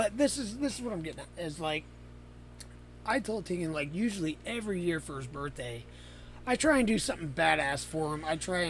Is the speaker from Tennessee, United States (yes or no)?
no; Naples, Florida, United States; moved away; To my hometown. Yes. Down in Naples.